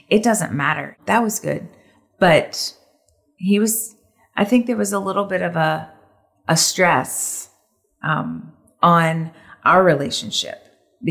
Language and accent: English; Nashville, Tennessee, United States; now in Charlotte, United States; I grew up in Nashville, Tennessee